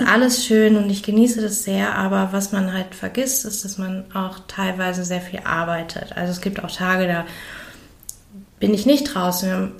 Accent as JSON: {"language": "German", "country": "Germany", "said": "bei uns in Deutschland"}